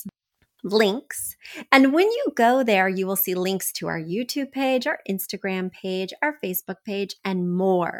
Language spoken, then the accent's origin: English; Midwest, United States; moved away; I'm from the Midwest.